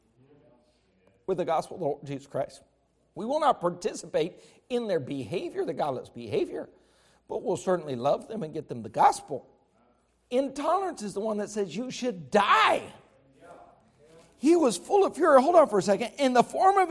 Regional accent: United States; I'm an American

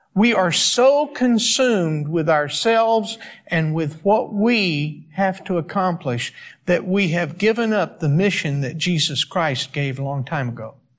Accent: East Coast, United States; moved away; I'm from the East Coast

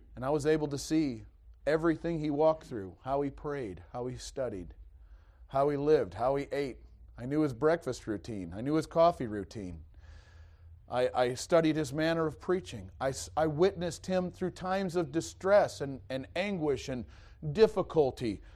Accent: East Detroit, Michigan, United States; moved away; also born or lived in Missouri; I was born and raised in East Detroit, Michigan

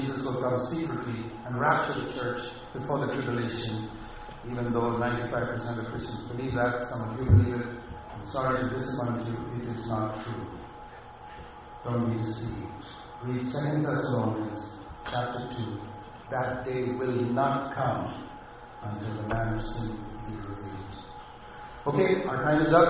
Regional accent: India; moved away; I come from India, where I've been in poor villages

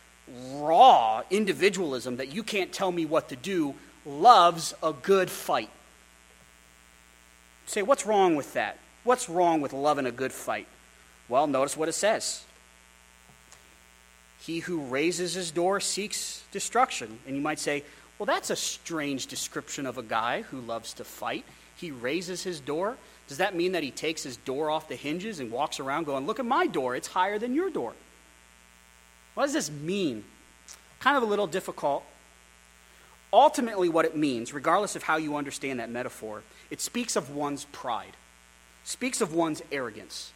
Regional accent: Wyoming, United States; also born or lived in Philadelphia; I grew up in Wyoming. I started a punk rock band in Wyoming.

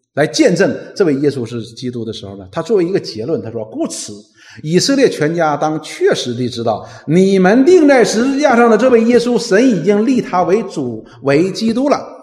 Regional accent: Northeast China, China; 我们东北人叫里外三新

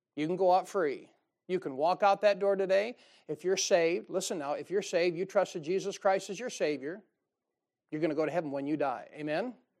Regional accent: United States; I'm an American

